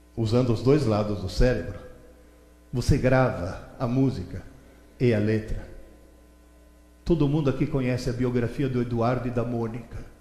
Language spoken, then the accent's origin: Portuguese; Italy; Portuguese is a second language; now in São Paulo, Brazil; Na Itália, de onde eu vim